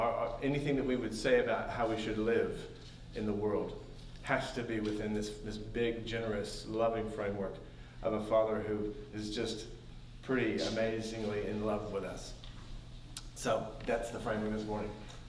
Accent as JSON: {"language": "English", "town": "Bolivar", "region": "Missouri", "country": "United States", "tie": "born or raised there", "also_born_or_lived": "Springfield, Missouri", "moved": "as an adult", "lives_now": "New Zealand", "said": "I was born in Springfield, but I was raised in Bolivar"}